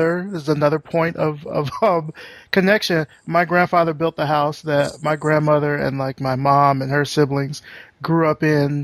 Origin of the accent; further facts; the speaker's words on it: Selma, Alabama, United States; First, you're from a small town in Alabama. I'm from a small town in Alabama. I'm from Selma.